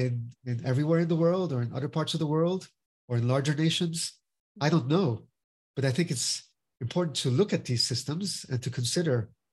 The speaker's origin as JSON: {"language": "English", "country": "Finland", "lives_now": "United States", "said": "So, for example, I'm from Finland as well. So my father was from Brazil and my mother's from Finland. And I'm the honorary consul of Finland in South Florida."}